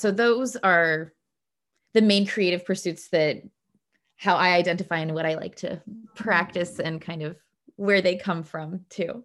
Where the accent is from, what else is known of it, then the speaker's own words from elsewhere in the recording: Bloomington, Indiana, United States; moved away as an adult; also born or lived in Cleveland, Ohio; now in Stockholm, Sweden; I grew up in Indiana, and, but I was born in Cleveland